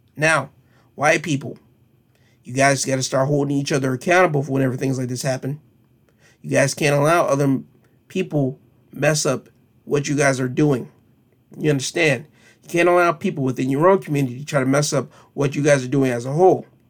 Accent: United States; we, as American citizens

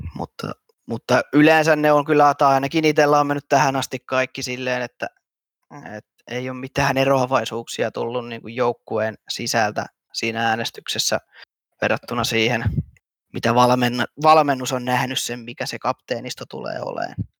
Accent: Hämeenlinna, Kanta-Häme, Finland; mä oon Hämeenlinnalainen perheenisä

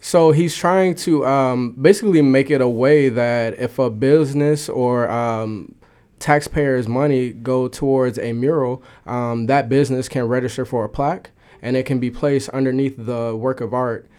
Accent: Chicago, Illinois, United States; as a Chicagoan

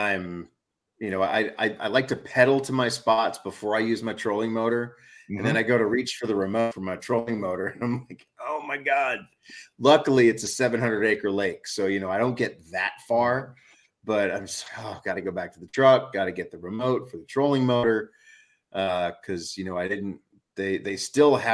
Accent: New Orleans, Louisiana, United States; now in Northeast, United States; I grew up that way in New Orleans

